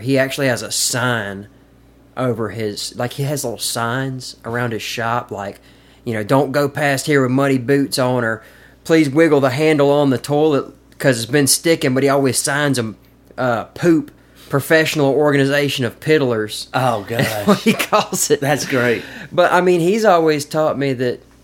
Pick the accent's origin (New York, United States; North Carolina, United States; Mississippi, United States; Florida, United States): Mississippi, United States; Caledonia; also born or lived in Madison, Mississippi / Jackson, Mississippi; now in Columbus, United States; I grew up in Caledonia.